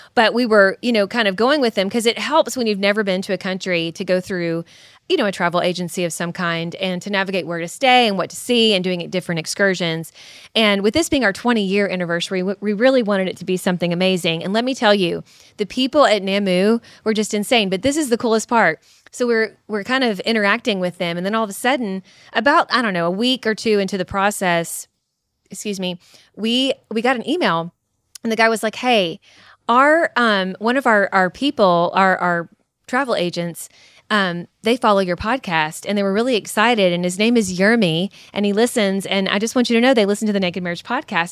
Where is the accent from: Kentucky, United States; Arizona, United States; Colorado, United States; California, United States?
Kentucky, United States